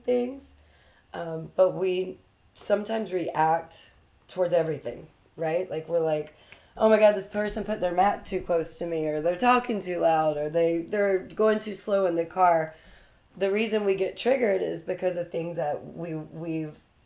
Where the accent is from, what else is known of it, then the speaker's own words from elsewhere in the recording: Durham, North Carolina, United States; moved away as an adult; also born or lived in Raleigh, North Carolina / Florida; now in Miami, United States; From North Carolina, Durham specifically. I was born in Durham, which is where Duke's